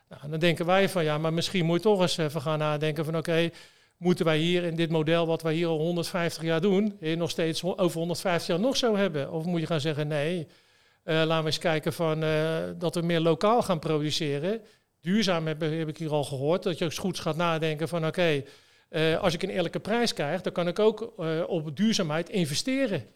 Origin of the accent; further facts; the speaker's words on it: Westland, South Holland, Netherlands; ik kom ook uit het Westland